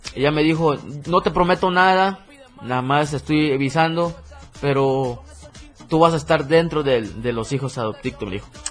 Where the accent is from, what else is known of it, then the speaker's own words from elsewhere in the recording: Chiapas, Mexico; soy de Chiapas, tal lugar.